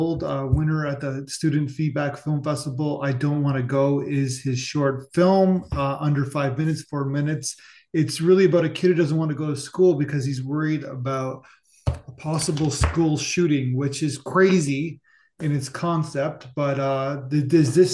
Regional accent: Canada; I'm Canadian

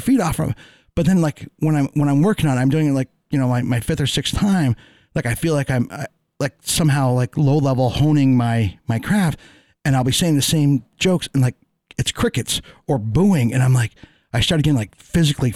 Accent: Northeast Kingdom, Vermont, United States; I grew up in Northeast Kingdom. I wanted to get out of Vermont in the worst fucking way.

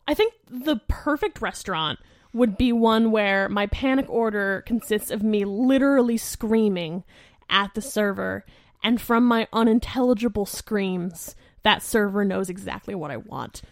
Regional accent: Lehigh Valley, Pennsylvania, United States; So, I grew up in Lehigh Valley, which is, like, maybe a two-hour drive from Philly

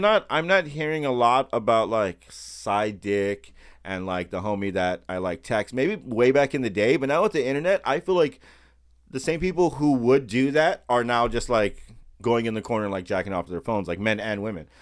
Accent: United States; being born here in America

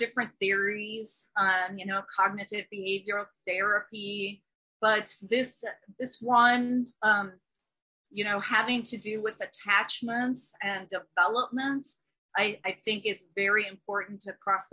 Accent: Minnesota, United States; me being a Minnesotan

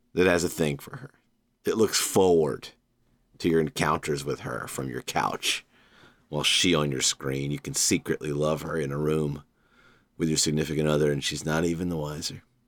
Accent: Savannah, Georgia, United States; my hometown

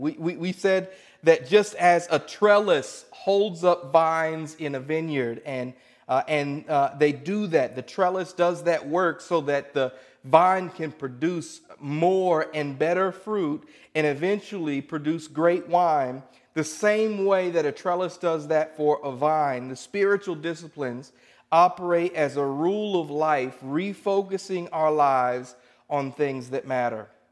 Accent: Indianapolis, Indiana, United States; I'm from Indianapolis

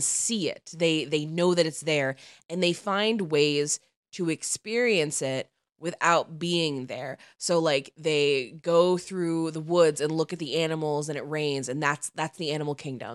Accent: outside Chicago, Illinois, United States; where I grew up outside Chicago

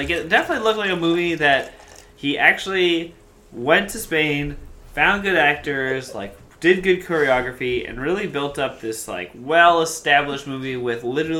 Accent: Canada; As a Canadian

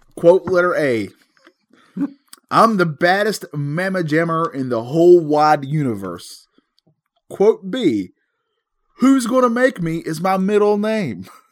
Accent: North Carolina, United States; we are from North Carolina. We can't help these accents

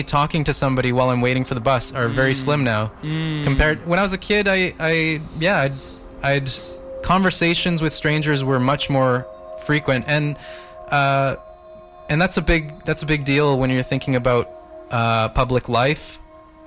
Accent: Palermo, Sicily, Italy; now in Vancouver, Canada; I'm from Palermo

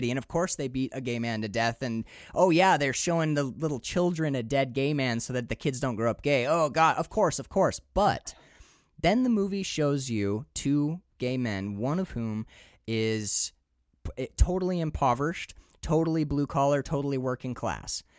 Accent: Upper Peninsula, Michigan, United States; moved away as an adult; also born or lived in Maine; I'm from the Upper Peninsula. And I can tell you right now that when I grew up, like these trucks, these are my uncle's truck

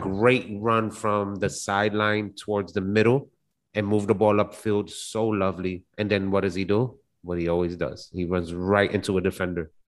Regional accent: Puerto Rico; I'm from Puerto Rico

